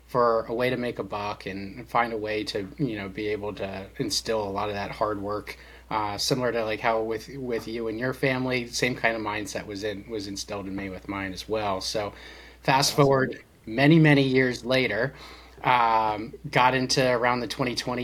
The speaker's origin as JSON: {"language": "English", "area": "Lancaster County", "region": "Pennsylvania", "country": "United States", "tie": "born or raised there", "also_born_or_lived": "Florida", "said": "I grew up actually in Lancaster County, Pennsylvania"}